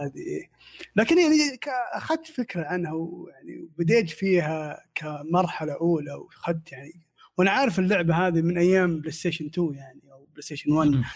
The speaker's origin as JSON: {"language": "Arabic", "country": "Saudi Arabia", "said": "عندنا في السعوديه"}